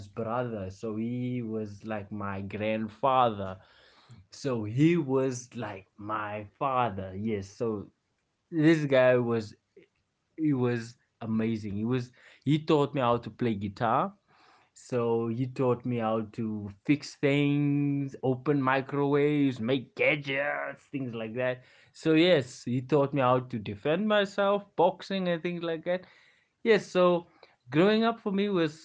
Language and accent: English; Western Cape, South Africa; I grew up in Western Cape.